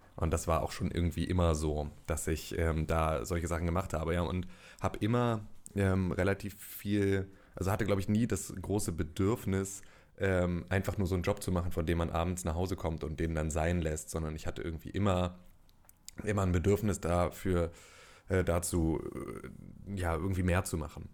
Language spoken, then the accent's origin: German; Gifhorn, Lower Saxony, Germany; ich komme aus Gifhorn, das liegt in der Nähe von Wolfsburg und von Braunschweig